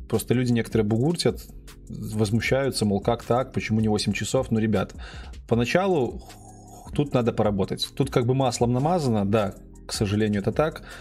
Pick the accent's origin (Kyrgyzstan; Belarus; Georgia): Belarus; Да, я из Беларуси. Если кто не знает, сижу прямо сейчас в Минске.